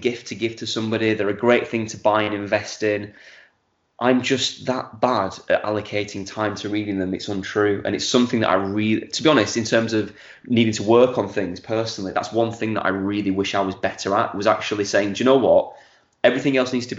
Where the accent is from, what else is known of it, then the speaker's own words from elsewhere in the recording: Accrington, North West England, United Kingdom; also born or lived in Clitheroe; now in Manchester, United Kingdom; Accrington is my hometown. Lived there up until the age of 40